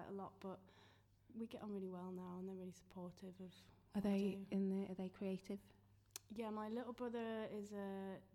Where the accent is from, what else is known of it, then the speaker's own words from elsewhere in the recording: York, Yorkshire and the Humber, United Kingdom; moved away as an adult; also born or lived in London; now in Sheffield, United Kingdom; I'm from York originally.